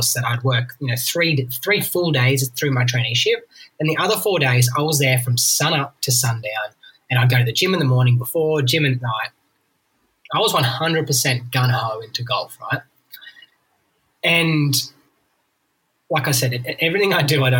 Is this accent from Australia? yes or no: yes; New South Wales, Australia; New South Wales